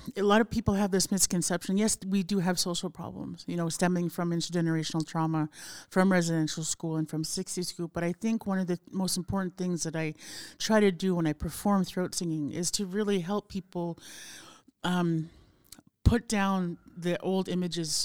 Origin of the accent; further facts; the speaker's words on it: Montreal, Quebec, Canada; born or raised there; also born or lived in Fort Smith, Northwest Territories